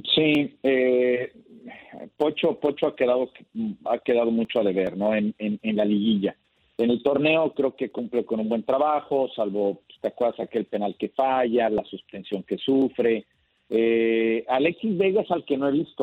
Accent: Mexico; así somos los mexicanos

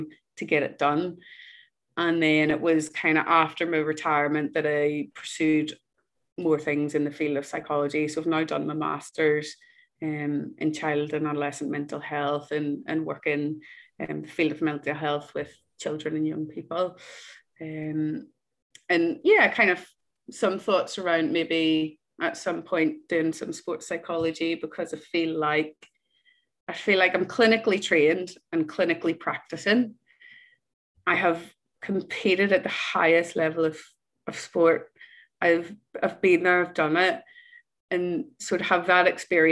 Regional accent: Northern Ireland, United Kingdom; when I was growing up in Ireland

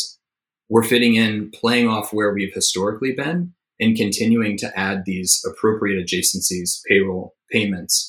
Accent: Tennessee, United States; moved away; So I'm originally from Tennessee.

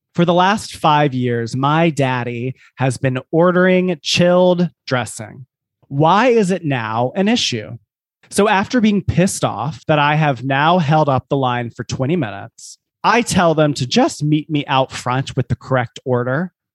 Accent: South Carolina, United States; born or raised there

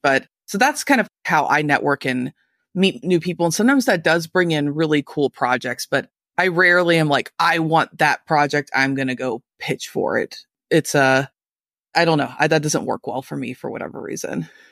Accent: Louisville, Kentucky, United States; I'm from Louisville, Kentucky, not exactly a music industry mecca

